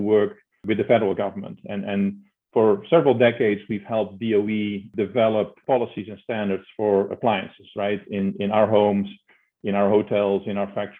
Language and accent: English; Netherlands; accent: Dutch; moved away as an adult; I'm Dutch, as you can tell by my name and hear by my accent. So growing up in the Netherlands